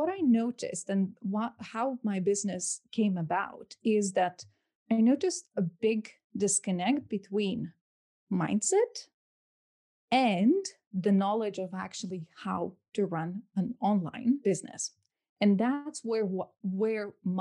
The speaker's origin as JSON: {"language": "English", "country": "Lithuania", "tie": "born or raised there", "moved": "as an adult", "lives_now": "London, United Kingdom", "said": "I'm originally from Lithuania. So I grew up there for, I lived there for 21 years of my life"}